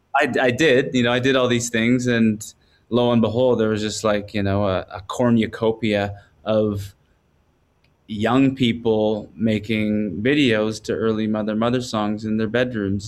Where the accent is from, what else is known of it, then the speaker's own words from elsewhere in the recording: Quadra Island, British Columbia, Canada; also born or lived in Campbell River, British Columbia; I was raised on a small island close to there, a ten-minute ferry ride from where I was born on Quadra Island